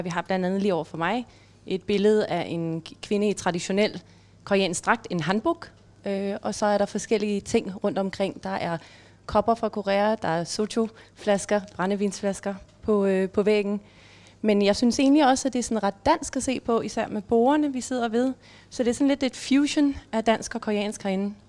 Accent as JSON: {"language": "Danish", "country": "Denmark", "said": "jeg har hjemme i Danmark"}